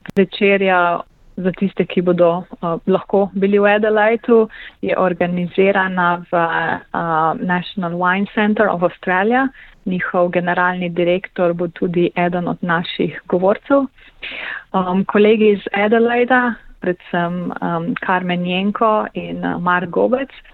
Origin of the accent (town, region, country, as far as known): Slovenia